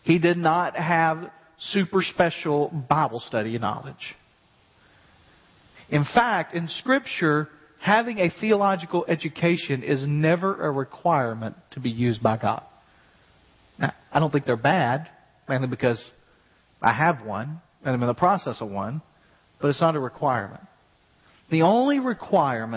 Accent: West Tennessee, United States; I grew up in West Tennessee, and in West Tennessee, we learned all the time about the earthquake.

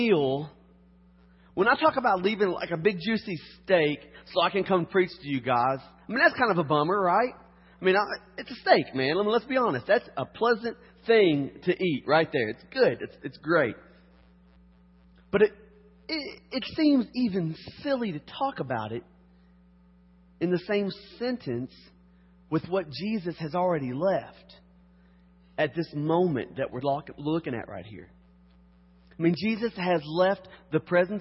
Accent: Harrodsburg, Kentucky, United States; moved away; I'm from Kentucky.

